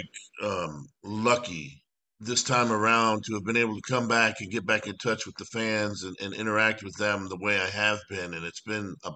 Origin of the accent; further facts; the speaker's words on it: Miami, Florida, United States; I grew up down in Miami, Florida, here in the States.